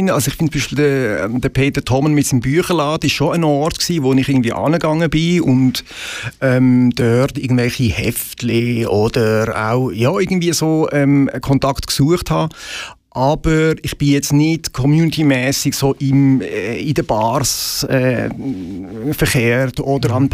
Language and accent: German; Möhlin, Aargau, Switzerland; also born or lived in Basel; ich bin tatsächlich Basler, aber ich bin in Möllin aufgewachsen.